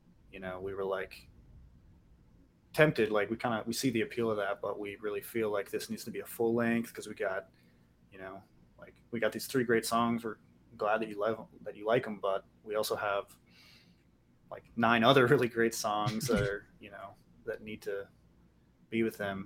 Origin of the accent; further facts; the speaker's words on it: Cincinnati, Ohio, United States; we're from Cincinnati.